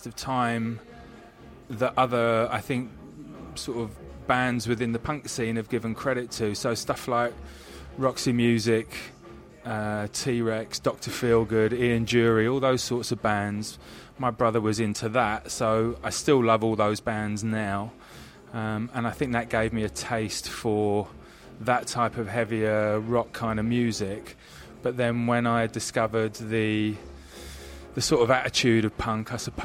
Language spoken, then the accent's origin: English; Rickmansworth, East of England, United Kingdom; also born or lived in Devon / Islington, London; I grew up just on the outskirts of London in a very sleepy conservative town called Rickmansworth